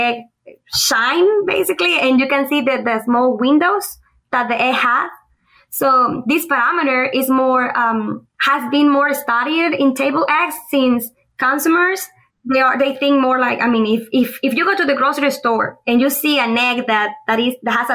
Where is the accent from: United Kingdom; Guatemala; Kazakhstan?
Guatemala; moved away as an adult; also born or lived in Honduras; now in Auburn, United States; I am originally from Guatemala.